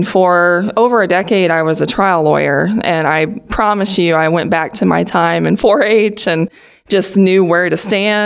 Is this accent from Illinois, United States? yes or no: yes; Pittsfield, Illinois, United States; My hometown is Pittsfield, Illinois